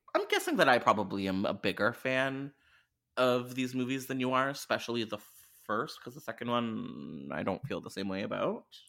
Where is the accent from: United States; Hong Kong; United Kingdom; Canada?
Canada; I'm Canadian